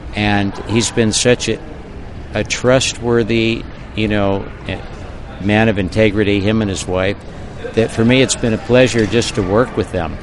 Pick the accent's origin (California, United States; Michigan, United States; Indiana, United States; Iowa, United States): California, United States; Santa Barbara; moved away as an adult; also born or lived in North Shore, Oahu; now in Half Moon Bay, United States; I was raised in Santa Barbara, and that's where my business was